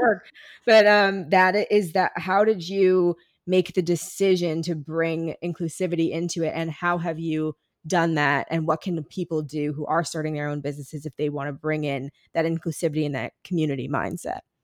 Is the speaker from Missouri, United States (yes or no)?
yes; Ferguson, Missouri, United States; I'm from Ferguson